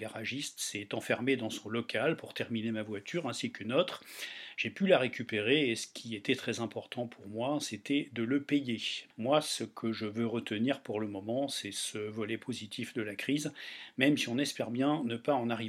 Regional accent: Toulouse, Occitania, France; Bonjour Sud-Ouest … je suis toulousain, confiné chez sa compagne en périphérie toulousaine.

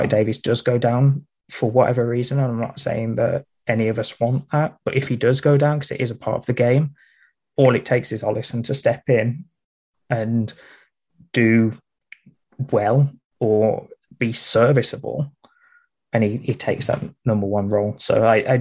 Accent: Midlands, United Kingdom; I'm from the Midlands, so you've got the north and south divide, and then I just switch between the two

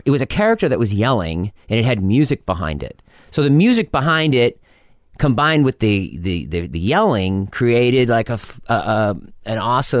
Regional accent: Medfield, Massachusetts, United States; moved away as an adult; also born or lived in Amherst, Massachusetts / New York; I grew up in Boston.

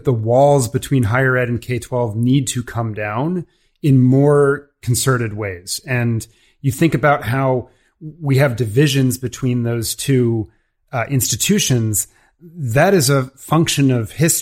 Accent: Washington, District of Columbia, United States; I grew up in the Washington DC area

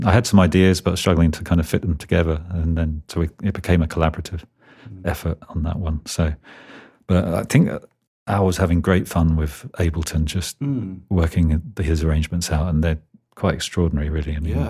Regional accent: England, United Kingdom; And I guess we're very English, which they quite like out there.

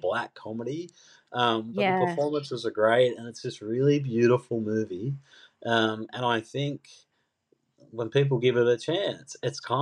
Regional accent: Sydney, New South Wales, Australia; I grew up in Mount Druitt

